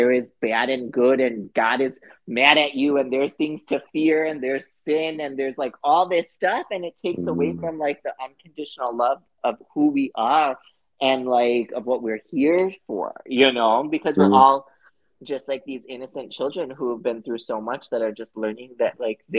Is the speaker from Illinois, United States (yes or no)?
yes; Chicago, Illinois, United States; moved away as an adult; now in Los Angeles, United States; I'm from Chicago, so I moved